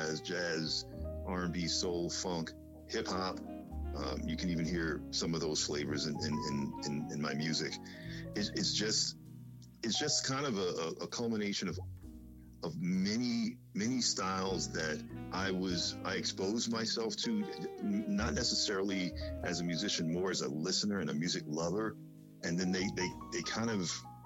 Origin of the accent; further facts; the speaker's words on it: New York City, New York, United States; I grew up in the Bronx, but we went to church in Harlem